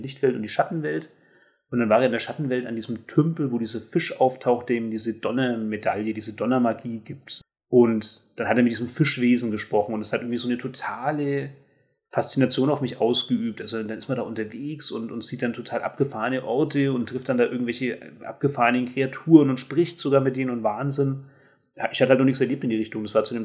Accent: Germany; als Deutsche

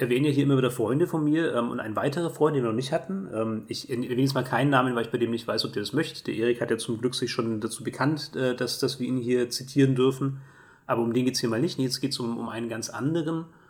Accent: Germany; also born or lived in Erlangen; als Deutscher

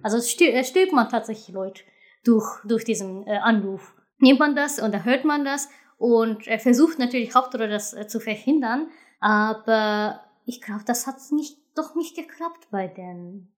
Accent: Japan; German is a second language; moved away; als Japaner

